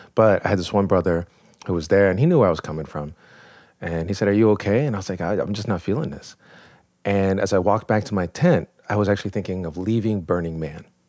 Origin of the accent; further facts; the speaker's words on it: New York, United States; I was born in New York